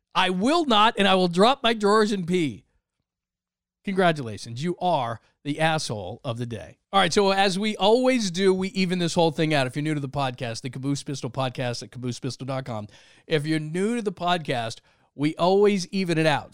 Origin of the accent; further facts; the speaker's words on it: Southern California, United States; I grew up in Southern California, it was, we went to the beach every week